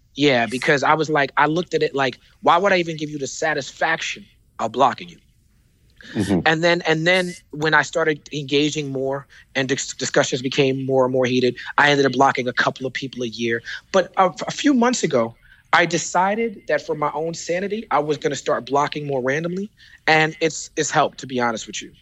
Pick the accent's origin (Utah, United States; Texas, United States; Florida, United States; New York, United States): New York, United States; New York City; I am the rapper from Brooklyn